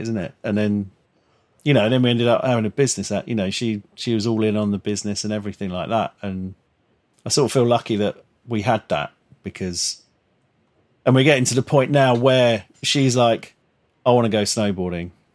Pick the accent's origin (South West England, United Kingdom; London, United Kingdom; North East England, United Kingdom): London, United Kingdom; growing up in Crayford, like southeast London